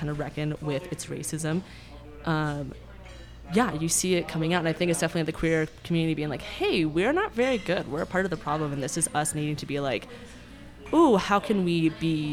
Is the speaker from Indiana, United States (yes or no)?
no; Phoenix, Arizona, United States; now in Denver, United States; I'm from Phoenix originally